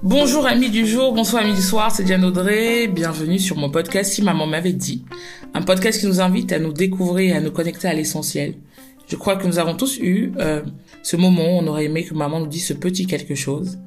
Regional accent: Cameroon; chez nous au Cameroun

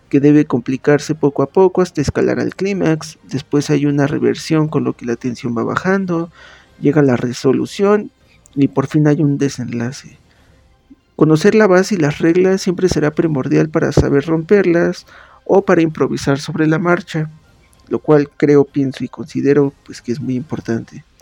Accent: Pachuca, Hidalgo, Mexico; soy originario de Pachuca Hidalgo, comunicólogo por la Universidad Autónoma del Estado de Hidalgo y corrector de estilo por la Universidad Autónoma de Barcelona.

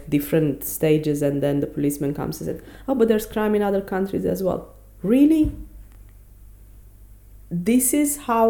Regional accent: Romania; also born or lived in Belgium; now in South Africa; I never really lived in Europe outside Romania, except for a year in Belgium, but I didn't go from Romania there. I was coming from South Africa.

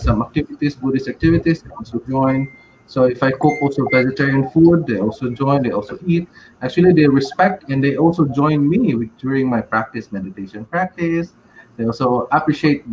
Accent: Philippines; So why I was born in the Philippines?

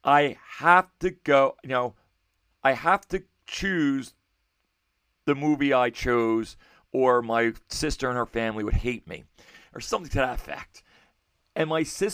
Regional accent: United States; I was raised in American culture

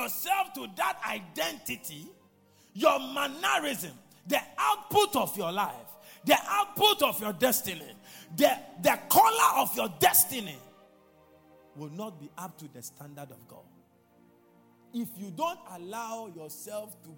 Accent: Ghana; I'm a Ghanaian. I'm not a Nigerian

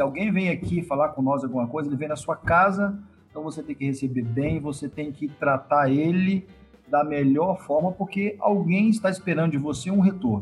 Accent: Pancas, Espírito Santo, Brazil; eu sou um capixaba, né? Nascido no interior do estado, no, na cidade chamada Pancas

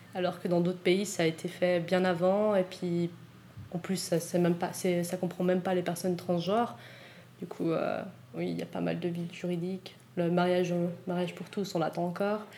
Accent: Switzerland; j'ai grandi en Suisse, que je suis née en Suisse

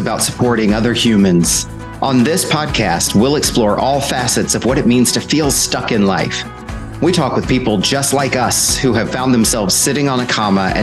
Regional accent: Sacramento, California, United States; my hometown of Sacramento, California

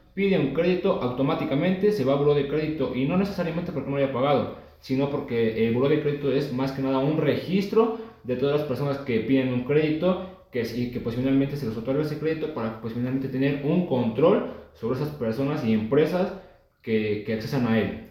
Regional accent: Mexico; pues como mexicano

